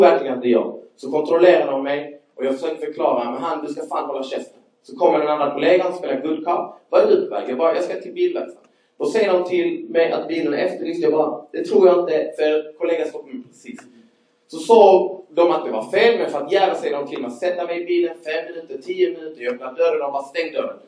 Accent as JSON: {"language": "Swedish", "region": "Skåne", "country": "Sweden", "accent": "Scanian (skånska)", "said": "Jag hoppas ni hänger med på min skånska"}